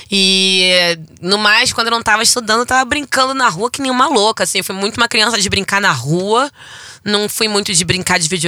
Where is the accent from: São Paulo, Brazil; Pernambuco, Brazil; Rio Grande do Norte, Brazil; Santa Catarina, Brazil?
Rio Grande do Norte, Brazil; Natal; also born or lived in Rio de Janeiro; fui criada em Olaria até os meus seis anos de idade. E aí o meu pai, seu Djalma, ele é militar e ele foi transferido para Natal, Rio Grande do Norte.